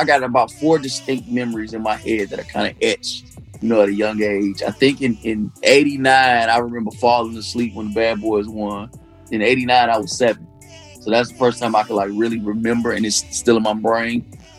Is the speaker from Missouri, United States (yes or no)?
no; Detroit, Michigan, United States; moved away; also born or lived in Alabama; Born and raised in Detroit. Dad went to Chadsey. My mom's from Alabama, fellow HBCU graduate as well. Right after college, she moved to Detroit, met my dad.